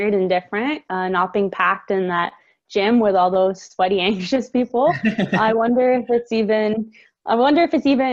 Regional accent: Hamilton, Ontario, Canada; I'm born and raised in Hamilton

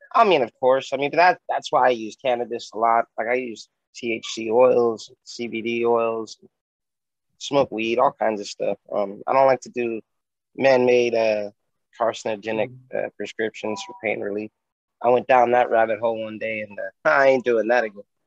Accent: Bakersfield, California, United States; your favorite rapper's favorite cripple rapper from Bakersfield, California

